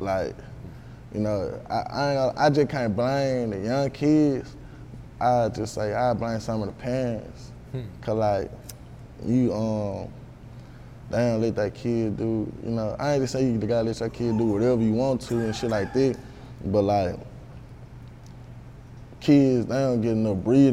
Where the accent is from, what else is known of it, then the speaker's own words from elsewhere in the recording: Memphis, Tennessee, United States; also born or lived in Olive Branch, Mississippi; I grew up in the East, in like Oak Haven area, like off of Tullahoma